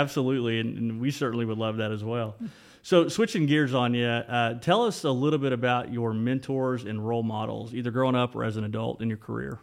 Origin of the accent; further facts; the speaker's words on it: Ripley, Oklahoma, United States; we, we grew up, um, close to each other growing up in Ripley